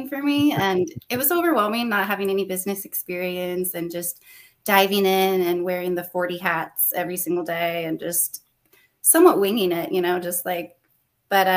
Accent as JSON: {"language": "English", "town": "Los Alamos", "region": "New Mexico", "country": "United States", "tie": "born or raised there", "moved": "as an adult", "lives_now": "Austin, United States", "said": "I'm originally from New Mexico, born and raised. I grew up in Los Alamos"}